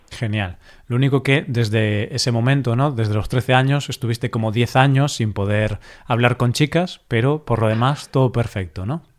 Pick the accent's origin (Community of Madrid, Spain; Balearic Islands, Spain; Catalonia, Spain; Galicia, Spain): Galicia, Spain; en Galicia pues tenemos este idioma también, el gallego